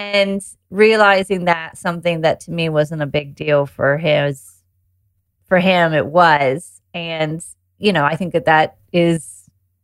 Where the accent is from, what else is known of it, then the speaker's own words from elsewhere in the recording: United States; moved away as an adult; now in United Kingdom; I live in the UK and I grew up in the US